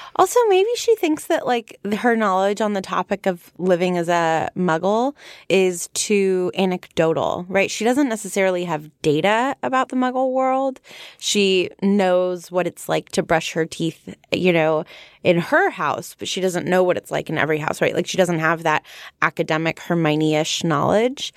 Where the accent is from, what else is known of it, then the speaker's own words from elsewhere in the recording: United States; I'm from America